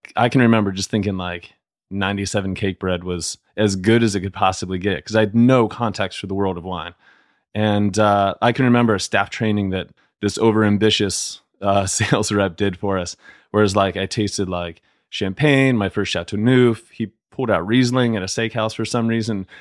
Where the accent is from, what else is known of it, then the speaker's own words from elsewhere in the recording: Canton, Ohio, United States; moved away as an adult; Canton, Ohio